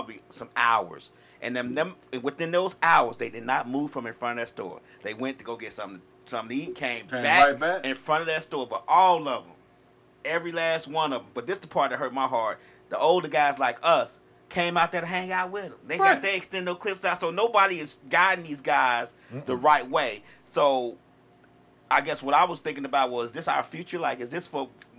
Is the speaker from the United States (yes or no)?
yes; Chicago, Illinois, United States; I'm from Chicago.